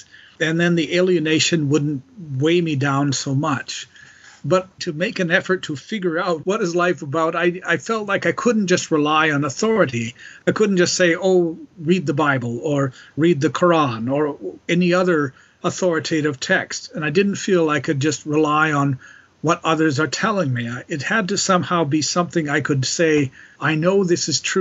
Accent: Calgary, Alberta, Canada; moved away as an adult; also born or lived in Montreal; quite different from Calgary, where I grew up

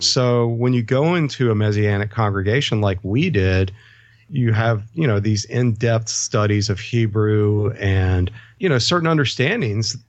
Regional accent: United States; growing up in the States

